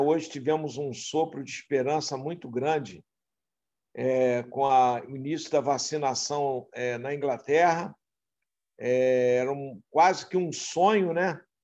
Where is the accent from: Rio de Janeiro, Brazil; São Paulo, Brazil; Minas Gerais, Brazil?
Rio de Janeiro, Brazil; Itaocara; moved away as an adult; now in Rio de Janeiro, Brazil; Eu vim do interior do estado do Rio de Janeiro, eu sou natural de Italcara